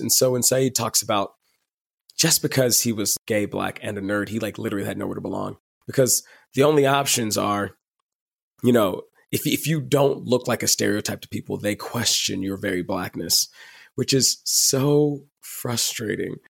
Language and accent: English; Dallas, Texas, United States; I am from Dallas, Texas